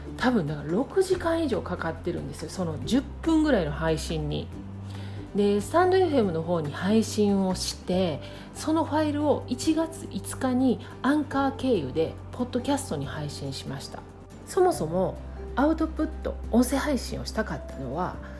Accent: Kansai, Japan; accent: Kansai dialect; 関西弁でゆるくお届けしています

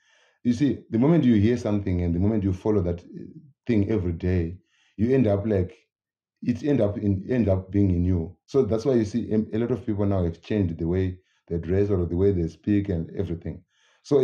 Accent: Zimbabwe; I'm from Zimbabwe.

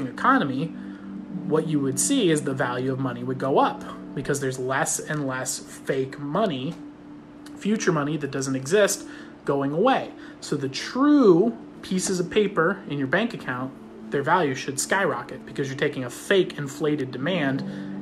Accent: Fullerton, California, United States; I grew up in Fullerton

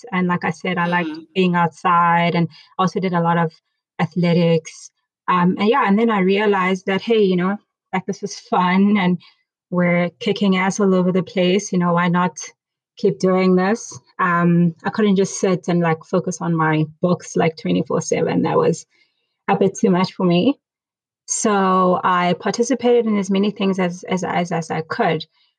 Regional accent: Bloemfontein, Free State, South Africa; as Tevza said. I'm originally from Bloemfontein. I grew up there. I went to an all-girls school, UNISA Girls School, matriculated there in 2005.

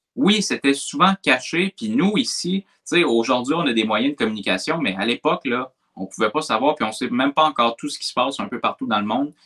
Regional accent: Quebec, Canada; on ne se reconnaît pas en tant que Québécois

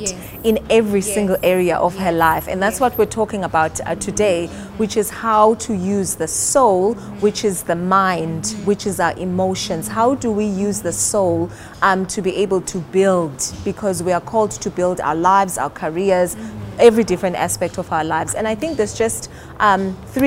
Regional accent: South Africa; also born or lived in Johannesburg; I am South African. Mm-hmm. I am based in Johannesburg

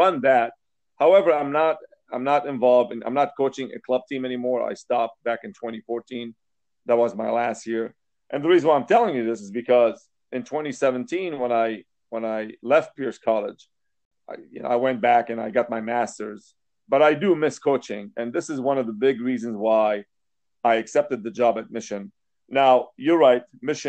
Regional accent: Lebanon; moved away as an adult; now in United States; I came to the States from Lebanon. And I originally came to go to school and get a degree in electrical engineering, which I did from UCLA.

